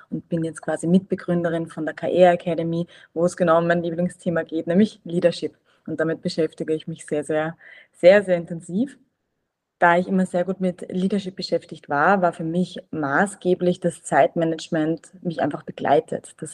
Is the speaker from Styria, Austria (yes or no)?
no; Vienna, Austria; ich bin ursprünglich aus Wien